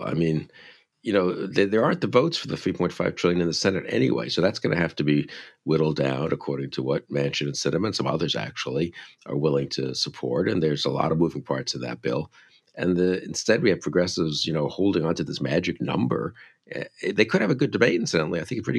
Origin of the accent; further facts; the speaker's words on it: New York City, New York, United States; I grew up in New York City. We didn't even know what cars were, really, just subways, you know.